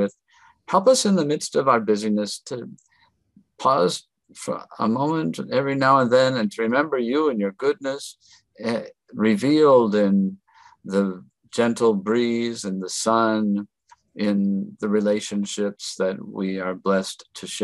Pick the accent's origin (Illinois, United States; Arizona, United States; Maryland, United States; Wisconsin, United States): Wisconsin, United States; North Country; now in El Paso, United States; I grew up in the North Country in Wisconsin